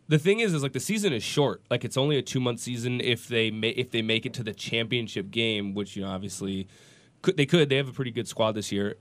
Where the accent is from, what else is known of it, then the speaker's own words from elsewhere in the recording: Minneapolis, Minnesota, United States; now in Portland, United States; I grew up in Minneapolis.